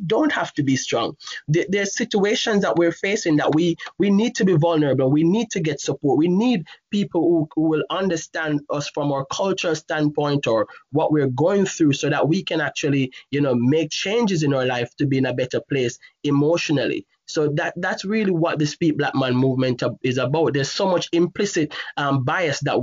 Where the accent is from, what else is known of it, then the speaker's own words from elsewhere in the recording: Jamaica; moved away; growing up in Jamaica